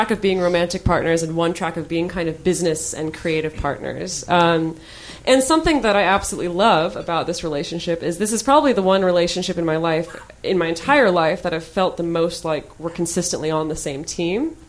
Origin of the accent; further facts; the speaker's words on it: United States; I'm speaking as an American